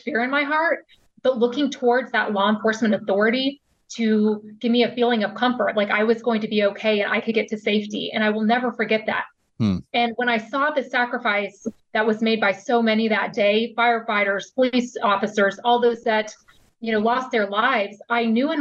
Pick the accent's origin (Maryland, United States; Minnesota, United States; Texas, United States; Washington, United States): Texas, United States; Houston; moved away as an adult; also born or lived in New York City; I'm originally from Texas